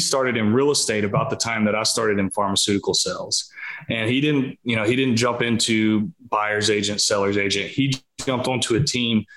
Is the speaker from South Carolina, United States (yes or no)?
yes; South Carolina, United States; I'm from a small town in South Carolina. Grew up here my entire life